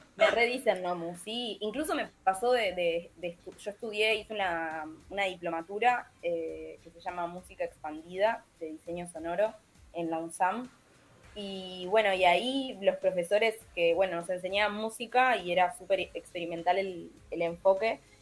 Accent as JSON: {"language": "Spanish", "region": "Montevideo", "country": "Uruguay", "tie": "born or raised there", "moved": "as an adult", "lives_now": "Argentina", "said": "yo soy de Montevideo, viví toda mi vida ahí"}